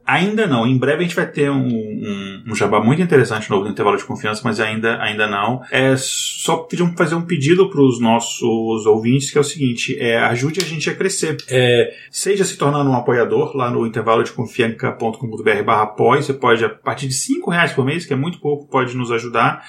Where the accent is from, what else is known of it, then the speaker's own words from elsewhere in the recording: Brazil; a gente é brasileiro